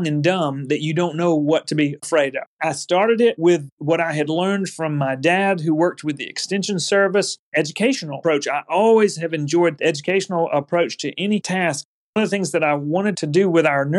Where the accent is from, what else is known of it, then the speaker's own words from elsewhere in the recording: Auburn, United States; I was growing up in Auburn.